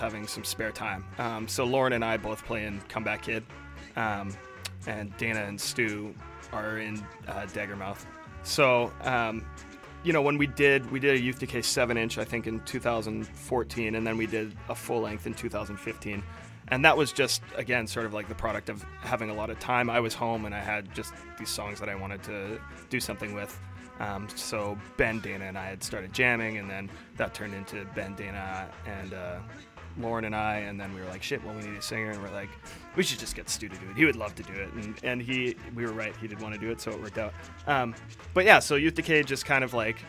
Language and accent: English; Edmonton, Alberta, Canada; moved away as an adult; now in Vancouver, Canada; I grew up in Edmonton